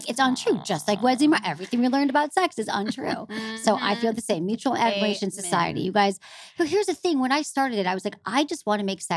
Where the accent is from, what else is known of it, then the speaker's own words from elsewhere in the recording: Farmington Hills, Michigan, United States; I grew up in Farmington Hills, but I went to Michigan.